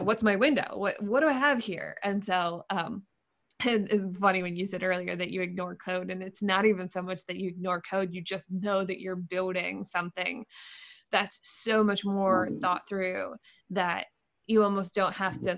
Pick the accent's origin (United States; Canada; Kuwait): United States; Lancaster, Pennsylvania; now in Maine, United States; I grew up in in Lancaster, Pennsylvania, so not too far outside of Philly